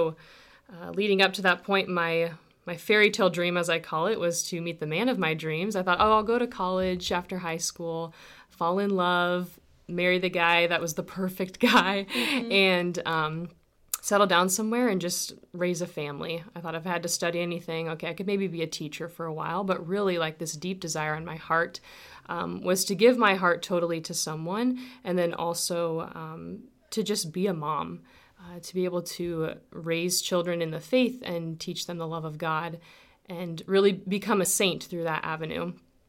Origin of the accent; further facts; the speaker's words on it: Dorchester, Nebraska, United States; My story begins, I grew up near Dorchester, Nebraska, on a farm between Crete and Dorchester. And I'm one of six kids.